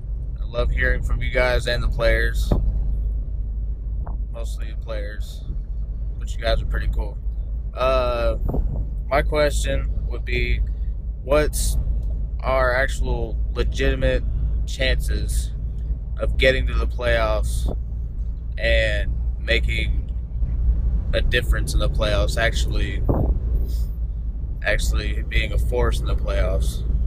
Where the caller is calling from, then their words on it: Dallas, Texas, United States; I'm from Dallas, Texas.